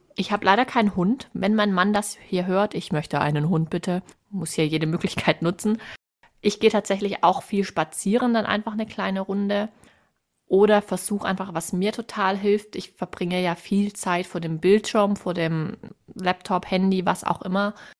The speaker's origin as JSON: {"language": "German", "region": "Swabia", "country": "Germany", "said": "Als Schwäbin"}